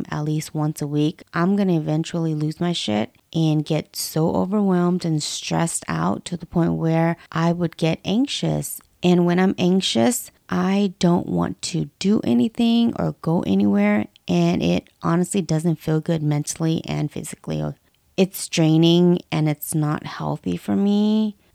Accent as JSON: {"language": "English", "region": "West Coast", "country": "United States", "tie": "born or raised there", "said": "I was born and raised in the West Coast, and I'm still here till this day."}